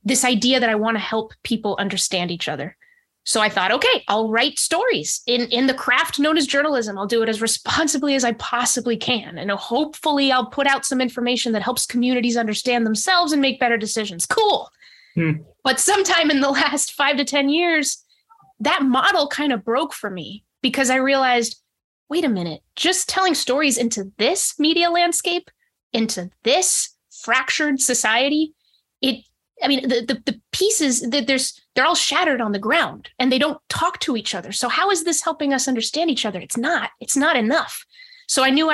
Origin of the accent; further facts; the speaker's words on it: New Hampshire, United States; also born or lived in Monterrey, Mexico; when I was in kindergarten, we moved to the States, and soon after that went to New Hampshire. So I grew up mostly in New Hampshire